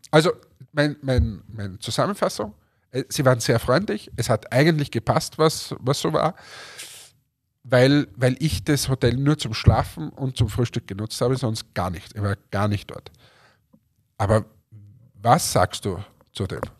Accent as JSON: {"language": "German", "country": "Germany", "said": "auch ich denke mir als Deutscher, du kommst als Deutscher und möchtest, sagen wir, die österreichische Gastfreundschaft erleben"}